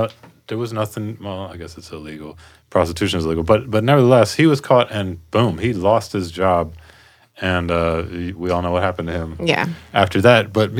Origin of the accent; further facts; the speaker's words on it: Cincinnati, Ohio, United States; moved away; I grew up in Cincinnati